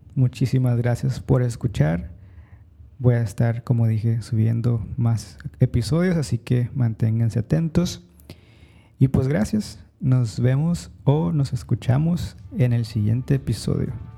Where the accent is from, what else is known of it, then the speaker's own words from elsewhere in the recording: Mexico; now in New York City, United States; Soy mexicano